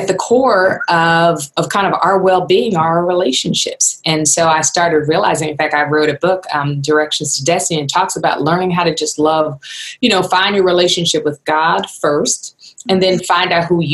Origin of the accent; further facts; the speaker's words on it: Philadelphia, Pennsylvania, United States; moved away; also born or lived in Los Angeles / Johannesburg, South Africa; I'm originally from Philadelphia.